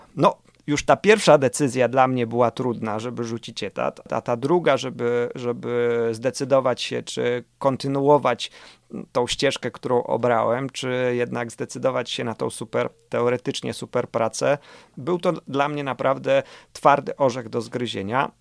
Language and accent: Polish; Warsaw, Masovian Voivodeship, Poland; Urodziłem się na warszawskim Mokotowie.